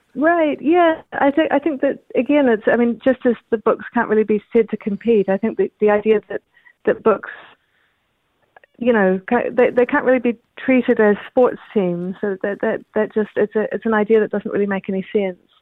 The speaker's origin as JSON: {"language": "English", "country": "New Zealand", "also_born_or_lived": "Canada", "said": "I'm a New Zealander."}